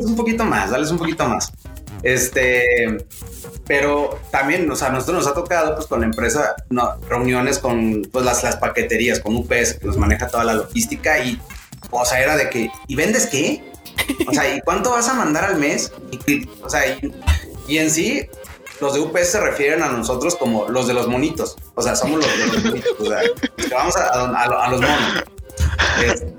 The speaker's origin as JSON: {"language": "Spanish", "town": "Guadalajara", "region": "Jalisco", "country": "Mexico", "also_born_or_lived": "Zapopan", "said": "yo, soy de Guadalajara, vivo en Zapo"}